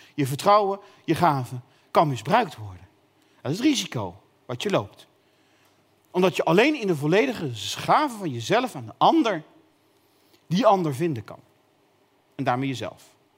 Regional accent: North Brabant, Netherlands; ik kom uit Brabant

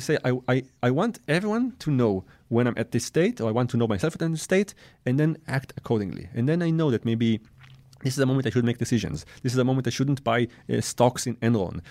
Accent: Israel; also born or lived in France; I, I was born in France and raised in Israel

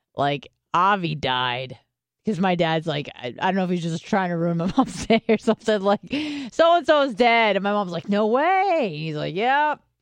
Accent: San Diego, California, United States; moved away; I grew up in San Diego

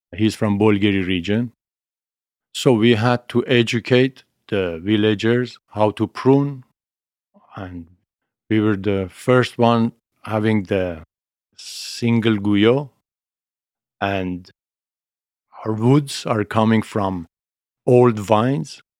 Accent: Armenia; moved away; also born or lived in Italy

